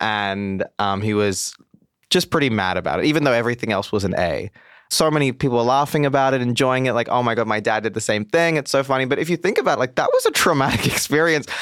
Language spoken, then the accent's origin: English; Mumbai, Maharashtra, India; moved away; also born or lived in Goa; I'm from South India. I'm from a place called Goa. I grew up in Mumbai.